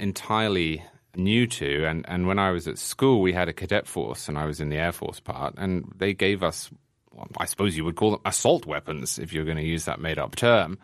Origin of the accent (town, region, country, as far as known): England, United Kingdom; born or raised there; moved away as an adult; now in New York, United States